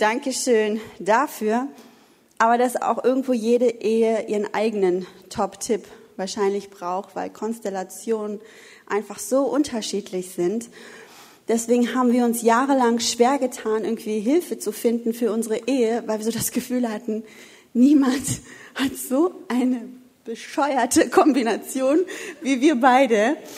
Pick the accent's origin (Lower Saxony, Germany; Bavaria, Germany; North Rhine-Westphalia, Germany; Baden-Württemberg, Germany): North Rhine-Westphalia, Germany; Wuppertal; moved away; Ich komme ja eigentlich aus dem Bergischen Land, äh, aus Wuppertal und bin ja erst dann runtergezogen.